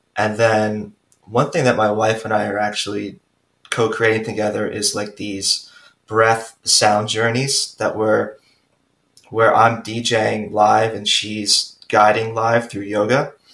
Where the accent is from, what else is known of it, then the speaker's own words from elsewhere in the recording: Long Island, New York, United States; also born or lived in Queens, New York; So my wife and I actually moved back to Long Island. So we, we grew up in Long Island.